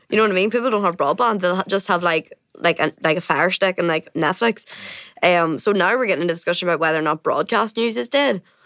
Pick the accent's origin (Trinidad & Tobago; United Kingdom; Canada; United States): United Kingdom; Coalisland, County Tyrone, Northern Ireland; I'm from Cullinan, County Tyrone